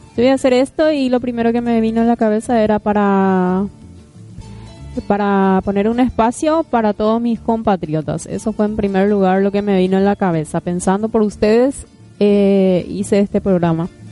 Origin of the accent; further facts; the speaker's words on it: San Estanislao, San Pedro Department, Paraguay; moved away; nací en San Estanislao, como les dije. Provengo de allá.